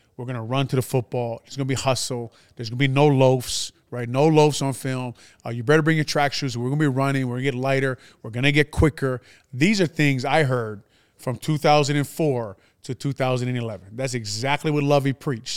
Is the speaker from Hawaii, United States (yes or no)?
yes; Hawaii, United States; moved away as an adult; also born or lived in Washington; I was a guy from Hawaii